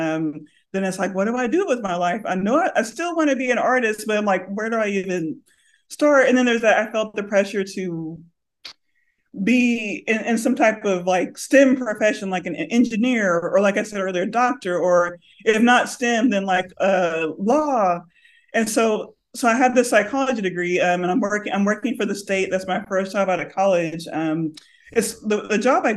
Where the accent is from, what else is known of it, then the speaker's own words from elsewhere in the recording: Lubbock, Texas, United States; now in Austin, United States; I grew up in Lubbock, Texas